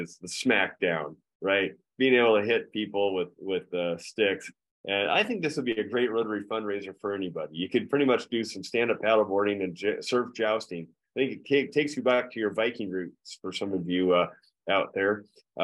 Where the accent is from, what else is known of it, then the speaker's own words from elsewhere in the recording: Encinitas, California, United States; my hometown of Encinitas